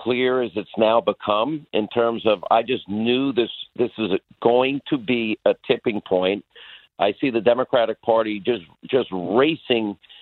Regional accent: Long Island, New York, United States; We're two guys from Long Island

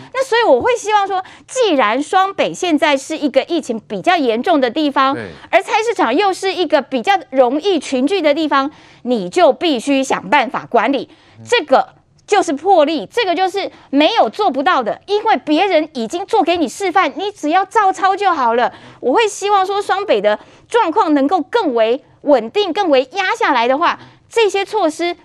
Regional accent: Kaohsiung, Taiwan; 我来自高雄哦

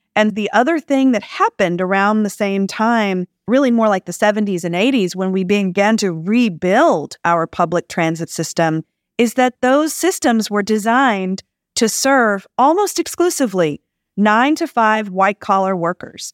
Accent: Jackson, Mississippi, United States; moved away as an adult; also born or lived in Bay Area, California; now in Los Angeles, United States; I grew up in Jackson, Mississippi

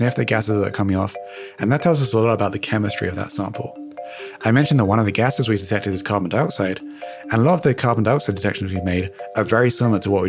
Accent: United Kingdom; moved away as an adult; now in United States; As you can probably tell from my accent, I'm originally from the United Kingdom, but I moved to America and started working with NASA back in 2016

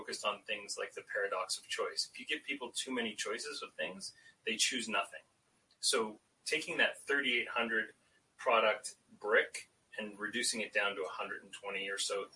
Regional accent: London, Ontario, Canada; also born or lived in Toronto; I moved 2 hours down the road to London, Ontario, which is my hometown

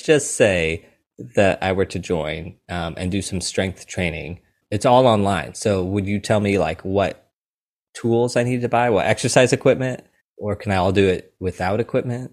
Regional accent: St. Louis, Missouri, United States; I am from Saint Louis, Missouri

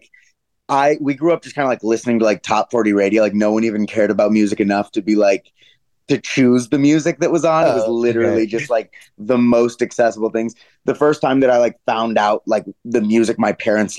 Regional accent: Denver, Colorado, United States; moved away as an adult; also born or lived in Los Angeles, United States; now in New York, United States; I'm from Denver

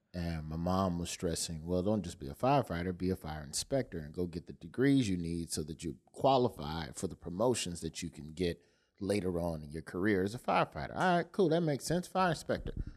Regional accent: Birmingham, Alabama, United States; I grew up in West End

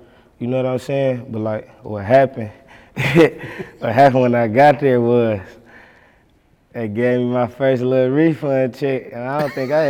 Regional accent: Detroit, Michigan, United States; I'm from Eastside 7 Mile.

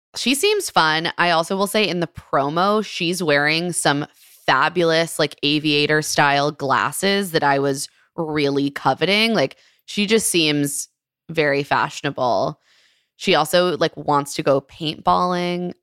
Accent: Maryland, United States; a Maryland gal, my, my home state.

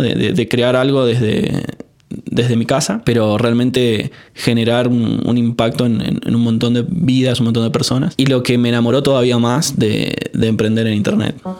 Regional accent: San Juan, Argentina; moved away as an adult; also born or lived in Córdoba; Yo nací en San Juan

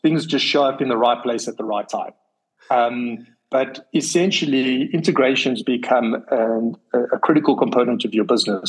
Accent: South Africa; being a South African

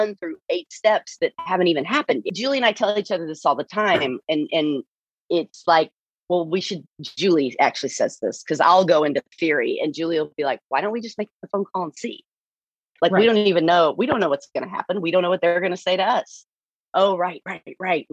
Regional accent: Texas, United States; accent: thick Texan; I'm a Texan. You know, I'm just like, the accent is thick

